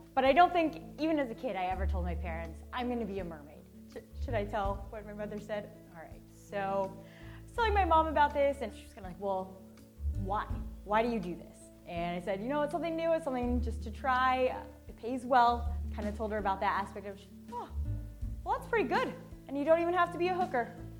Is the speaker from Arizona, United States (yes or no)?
yes; Arizona, United States; now in Florida, United States; I was born and raised in Arizona